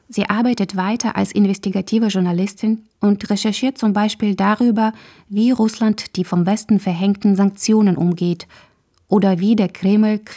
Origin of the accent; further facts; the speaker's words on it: Belarus; In meiner Heimat Belarus regiert Alexander Lukaschenka seit 1994 mit harter Hand.